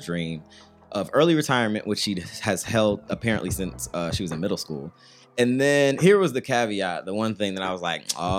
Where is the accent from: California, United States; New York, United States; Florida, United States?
California, United States; I'm from California, so that doesn't even make sense to me.